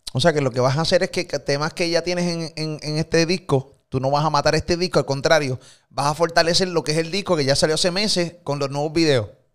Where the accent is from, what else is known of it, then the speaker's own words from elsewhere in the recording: Puerto Rico; de Puerto Rico